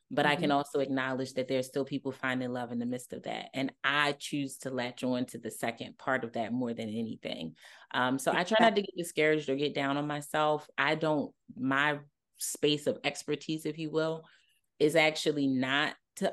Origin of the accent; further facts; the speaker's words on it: Baltimore, Maryland, United States; I'm from Baltimore